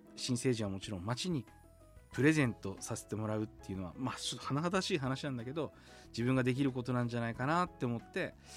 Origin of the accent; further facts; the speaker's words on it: Sapporo, Hokkaido, Japan; 僕は札幌の厚別区出身でもともとはバンドをやってました